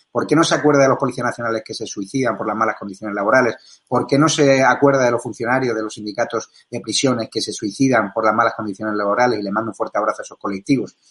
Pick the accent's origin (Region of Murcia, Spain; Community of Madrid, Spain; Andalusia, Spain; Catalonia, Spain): Andalusia, Spain; Marbella; En mi tierra, Marbella